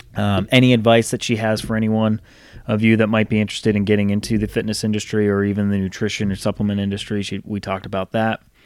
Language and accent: English; Rhode Island, United States; now in Charlotte, United States; I grew up in Rhode Island.